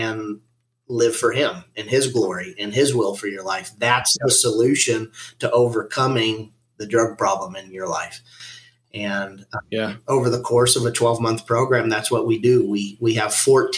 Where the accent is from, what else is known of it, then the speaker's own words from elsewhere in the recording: Western Colorado, United States; I grew up in Western Colorado